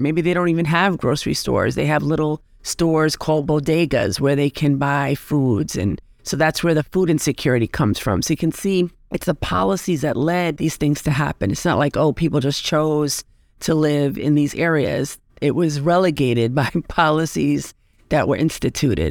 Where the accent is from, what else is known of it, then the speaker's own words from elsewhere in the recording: New York City, New York, United States; I grew up in the Bronx